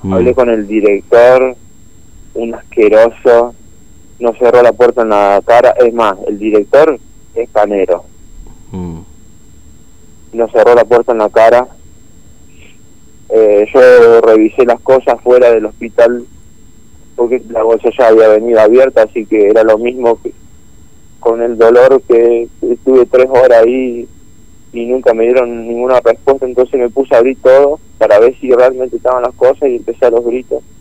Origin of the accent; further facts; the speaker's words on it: San Francisco, Córdoba, Argentina; nosotros somos de San Francisco, Córdoba.